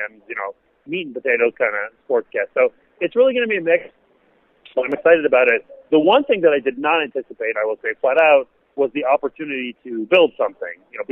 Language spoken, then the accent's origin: English; Montreal, Quebec, Canada; moved away as an adult; also born or lived in Washington, D.C. / Los Angeles; now in United States; I grew up in Montreal